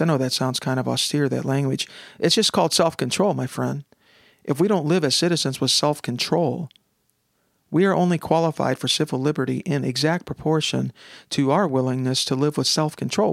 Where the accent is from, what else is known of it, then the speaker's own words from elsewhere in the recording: United States; as an American